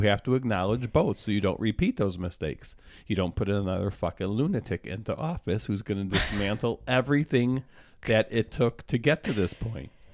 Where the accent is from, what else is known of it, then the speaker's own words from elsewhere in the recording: United States; I happen to be born here, and I'm an American